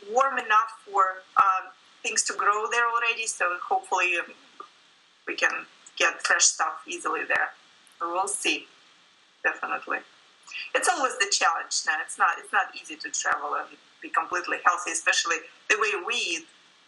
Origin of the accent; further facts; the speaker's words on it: Russia; moved away as an adult; now in United States; I grew up in Russia